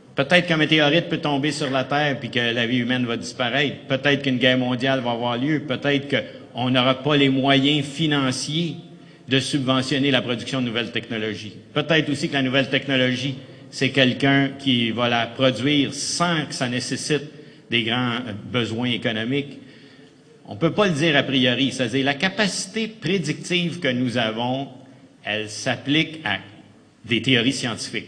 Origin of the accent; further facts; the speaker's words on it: Quebec, Canada